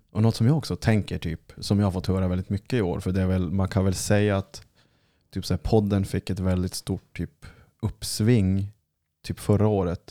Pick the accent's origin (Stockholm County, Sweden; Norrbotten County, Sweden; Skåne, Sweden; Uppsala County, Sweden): Norrbotten County, Sweden; Kiruna; moved away; nu när man är hemma i Kiruna